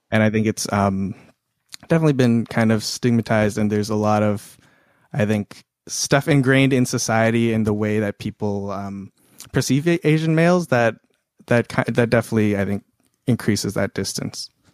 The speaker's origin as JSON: {"language": "English", "town": "Toronto", "region": "Ontario", "country": "Canada", "tie": "born or raised there", "moved": "as an adult", "lives_now": "United States", "said": "I grew up in Toronto, and I lived, and my high school was incredibly diverse"}